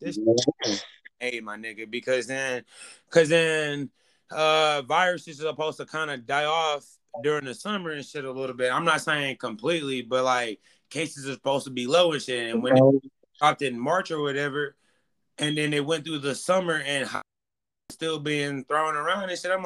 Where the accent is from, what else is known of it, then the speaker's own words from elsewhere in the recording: Texas, United States; I'm from Texas